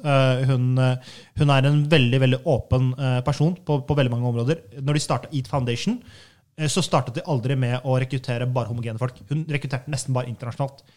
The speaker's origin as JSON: {"language": "Norwegian", "town": "Halden", "region": "Østfold", "country": "Norway", "said": "jeg er fra Halden"}